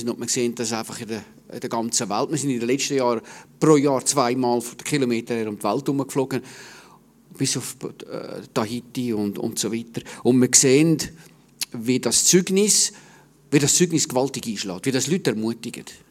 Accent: Stäfa, Zurich, Switzerland; Ich bin äh, am Zürichsee aufgewachsen, in Stefa

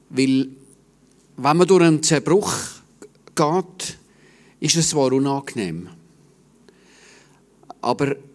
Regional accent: Stäfa, Zurich, Switzerland; Ich bin äh, am Zürichsee aufgewachsen, in Stefa

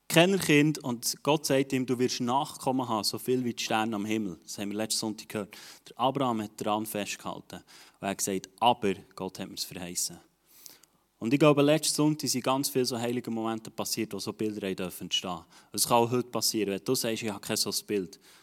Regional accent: Switzerland; als Schweizer

